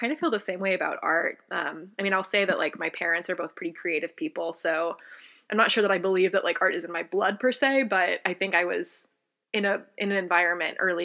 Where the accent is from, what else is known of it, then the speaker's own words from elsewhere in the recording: Charlotte, North Carolina, United States; moved away as an adult; I was born and I'm from Charlotte, North Carolina, and lived there until I actually went to college. So, born and raised on the East Coast.